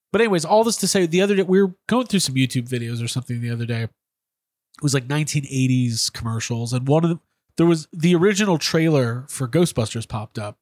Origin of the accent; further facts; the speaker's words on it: Chicago, Illinois, United States; I grew up in Chicago in the nineties.